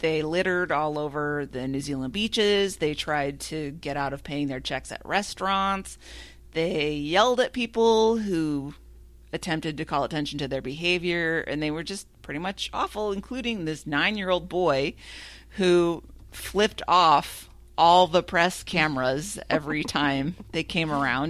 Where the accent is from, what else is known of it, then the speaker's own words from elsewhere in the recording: Minnesota, United States; I've never been like, oh, I wish I could say y'all, but I can't because I'm from Minnesota.